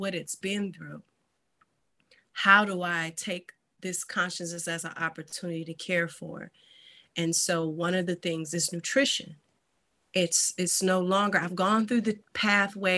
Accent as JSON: {"language": "English", "town": "Detroit", "region": "Michigan", "country": "United States", "said": "I'm also from Detroit, Michigan"}